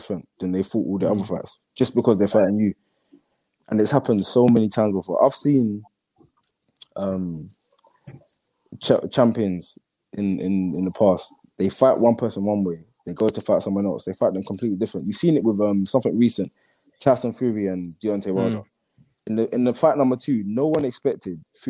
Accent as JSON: {"language": "English", "region": "London", "country": "United Kingdom", "tie": "born or raised there", "said": "where I grew up in East London"}